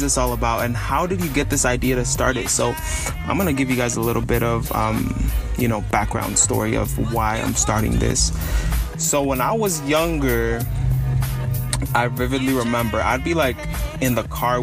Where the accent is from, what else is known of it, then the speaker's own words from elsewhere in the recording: San Francisco Bay Area, California, United States; also born or lived in Los Angeles County, California; I'm from the San Francisco Bay Area, just north of San Francisco